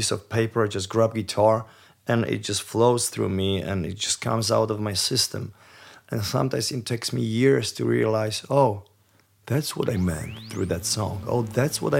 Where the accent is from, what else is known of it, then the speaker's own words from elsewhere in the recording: Poland; I was born in Poland. I was raised Catholic